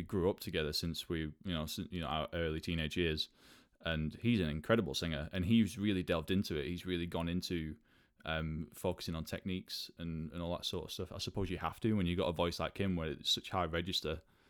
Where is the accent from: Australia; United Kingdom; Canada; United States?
United Kingdom; Burnley, North West England; moved away as an adult; now in London, United Kingdom; I'm from Burnley, which is sort of directly north of Manchester.